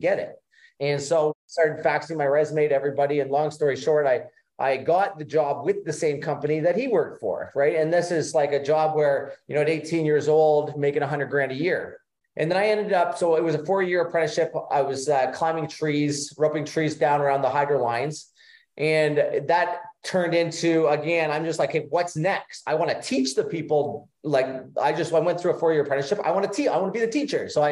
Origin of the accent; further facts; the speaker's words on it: Ontario, Canada; now in Florida, United States; I grew up in Ontario, Canada. So right now we live in Florida.